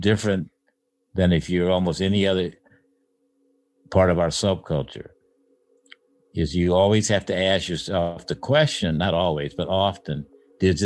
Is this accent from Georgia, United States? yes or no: no; Illinois, United States; moved away as an adult; also born or lived in Columbus, Ohio; now in Los Altos Hills, United States; where I grew up in Illinois